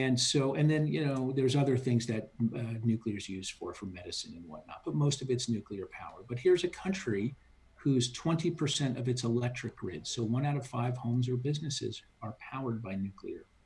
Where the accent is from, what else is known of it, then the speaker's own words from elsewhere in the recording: United States; As an American